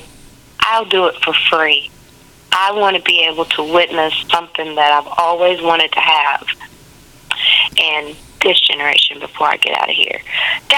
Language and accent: English; the South, United States; also born or lived in Memphis; now in Huntsville, United States; I'm from the South, so I'm a Baptist